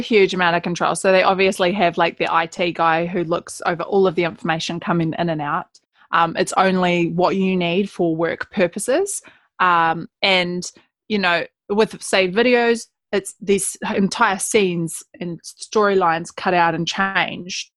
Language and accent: English; Gloriavale, West Coast, New Zealand; being a Kiwi girl born and bred West Coaster